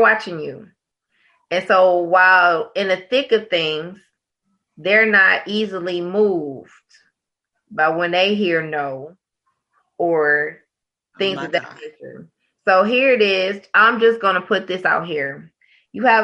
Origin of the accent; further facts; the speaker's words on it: Detroit, Michigan, United States; I was born and raised in Detroit